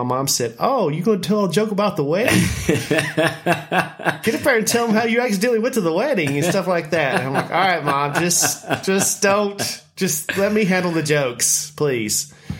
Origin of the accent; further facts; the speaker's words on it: Lebanon, United States; my hometown of Lebanon